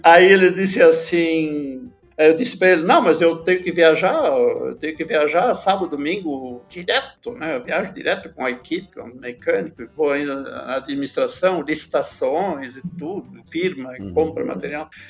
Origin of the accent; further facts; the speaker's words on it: Catuípe, Rio Grande do Sul, Brazil; also born or lived in Erechim; eu sou natural lá de, de Catuípe